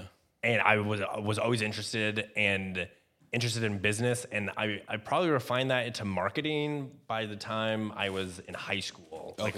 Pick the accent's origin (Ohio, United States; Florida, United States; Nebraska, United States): Nebraska, United States; Sidney; I was born in Sydney, Nebraska. It's a small town on the Panhandle. There were about 80 kids in my high school class.